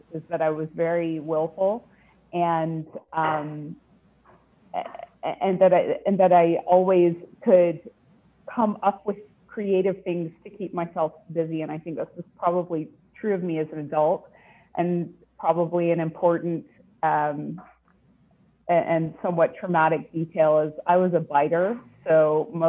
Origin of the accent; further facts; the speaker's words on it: Winnipeg, Manitoba, Canada; I was born in Winnipeg, Manitoba.